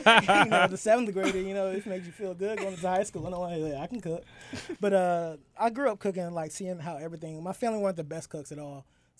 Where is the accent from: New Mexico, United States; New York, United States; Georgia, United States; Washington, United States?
Georgia, United States; Atlanta; From Atlanta, Georgia, born and raised.